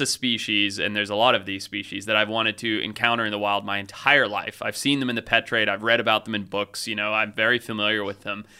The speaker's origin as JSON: {"language": "English", "country": "Zimbabwe", "tie": "born or raised there", "said": "growing up where I grew up in Zimbabwe"}